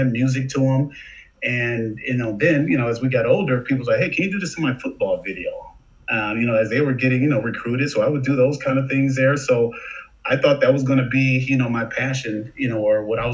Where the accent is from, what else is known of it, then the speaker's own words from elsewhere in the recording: Detroit, Michigan, United States; moved away as an adult; also born or lived in Southfield, Michigan; now in Chicago, United States; I'm originally from Detroit. I'm in Chicago now, but, you know, Michigan's my home, born in Detroit